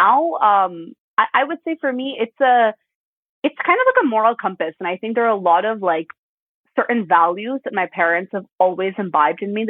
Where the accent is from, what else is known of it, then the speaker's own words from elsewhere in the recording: Midwest, United States; growing up in the Midwest, we're put in like a generic Sunday school.